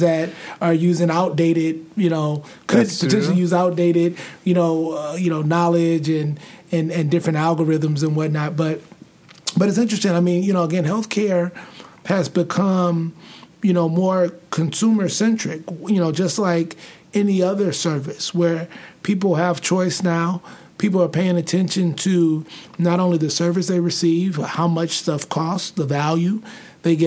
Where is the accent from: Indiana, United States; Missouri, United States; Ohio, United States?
Missouri, United States; St. Louis; moved away as an adult; now in Arizona, United States; I grew up in St. Louis, grew up in predominantly African-American environments.